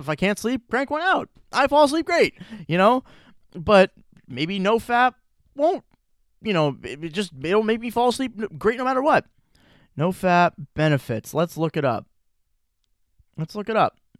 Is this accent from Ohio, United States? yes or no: yes; Chagrin Falls, Ohio, United States; I'm back in Chagrin, Cleveland, Chagrin Falls, my hometown